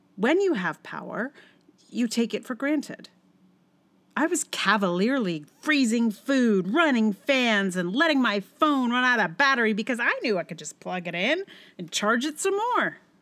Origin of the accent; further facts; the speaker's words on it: Charlottesville, Virginia, United States; my hometown of Charlottesville